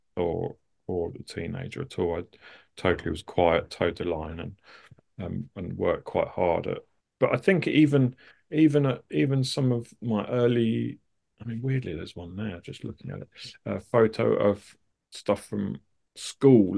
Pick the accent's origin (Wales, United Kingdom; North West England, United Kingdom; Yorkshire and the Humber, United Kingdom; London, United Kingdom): London, United Kingdom; suburbs of; I grew up in, uh, uh, sort of just outside of Lon-, the suburbs of London.